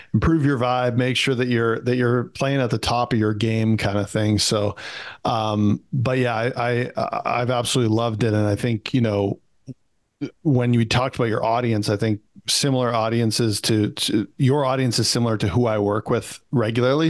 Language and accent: English; Canada; I'm a Canadian kid